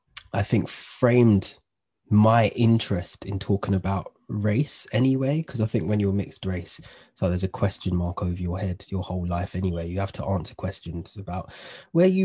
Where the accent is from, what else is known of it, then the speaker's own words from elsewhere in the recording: London, United Kingdom; My upbringing, I was brought up in Northwest London.